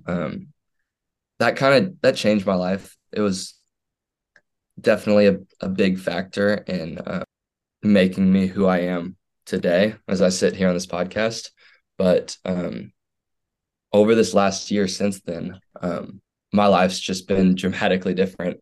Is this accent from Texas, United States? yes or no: yes; Houston, Texas, United States; I grew up in Houston, Texas